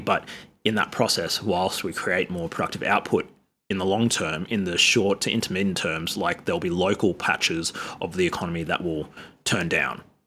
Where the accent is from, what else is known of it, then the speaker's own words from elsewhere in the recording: Sydney, New South Wales, Australia; I'm from Sydney, which is, like, ground zero of colonization in, in Australia